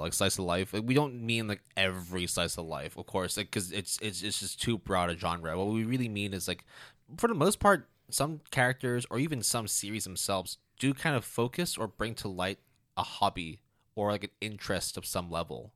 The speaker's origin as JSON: {"language": "English", "country": "Hong Kong", "tie": "born or raised there", "said": "growing up in Hong Kong"}